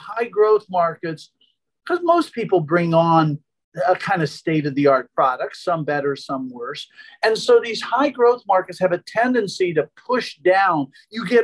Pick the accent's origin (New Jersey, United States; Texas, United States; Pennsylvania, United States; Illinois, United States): Pennsylvania, United States; Philadelphia; I'm from Philadelphia